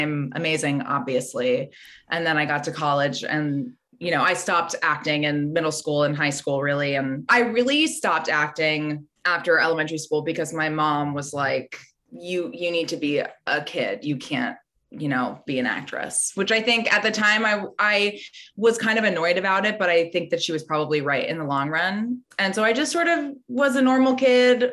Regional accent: Los Angeles, California, United States; I grew up in Los Angeles and my mom was and is an actress.

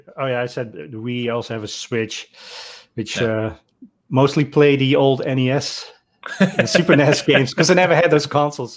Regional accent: Netherlands; growing up in the Netherlands

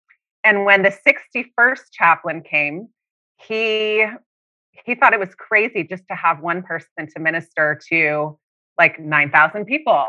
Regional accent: Oklahoma City, Oklahoma, United States; moved away as an adult; also born or lived in Austria; now in Washington, D.C., United States; I grew up in Oklahoma City

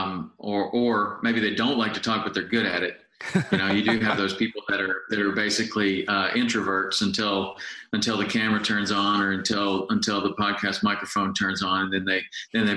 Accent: Chattanooga, Tennessee, United States; I grew up in Chattanooga, Tennessee

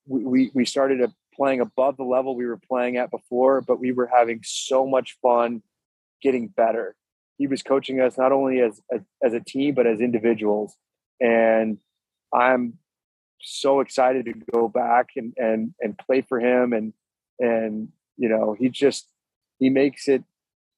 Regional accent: St. Louis, Missouri, United States; I'm from St. Louis, Missouri

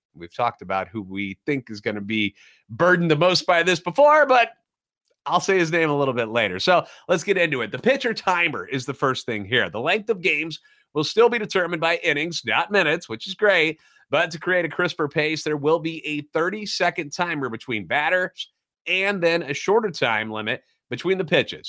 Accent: St. Louis, Missouri, United States; Born and raised in the Lou and a lifetime Cardinals fan

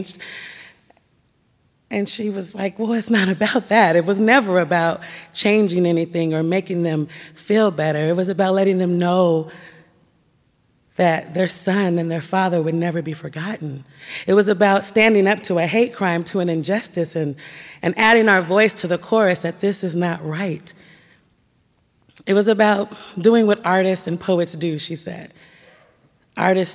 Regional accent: Portland, Oregon, United States; My house, my school, my church were all nestled and nurtured in the Black community of Northeast Portland

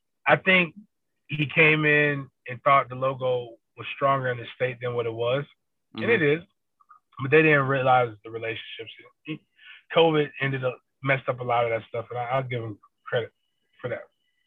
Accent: Tallahassee, Florida, United States; I know Dugan from the same around the same area I'm from in Tallahassee.

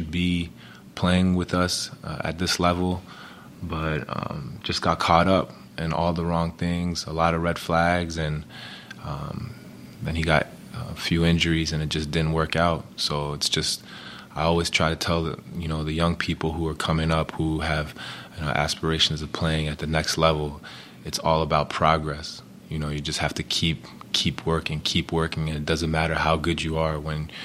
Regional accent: New York City, New York, United States; moved away as an adult; also born or lived in France; now in Chicago, United States; growing up in New York City, I was raised in community centers

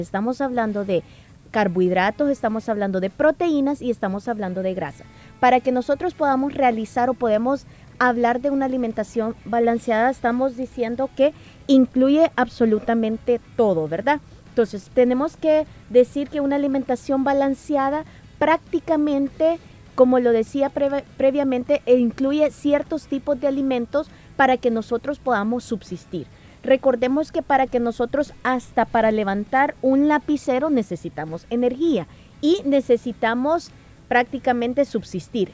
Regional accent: El Salvador; como salvadoreño

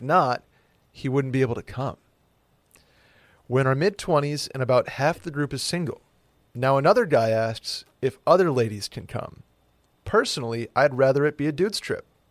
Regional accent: Saratoga Springs, New York, United States; moved away as an adult; now in Austin, United States; Saratoga Springs, my hometown

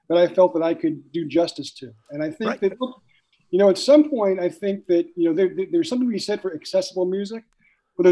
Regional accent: Long Island, New York, United States; I grew up on Long Island

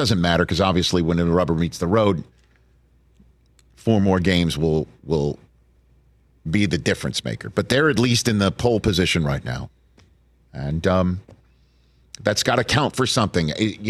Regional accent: New York City, New York, United States; I'm from Staten Island, New York, which is practically New Jersey. I mean, we share three bridges, Staten Island and New Jersey.

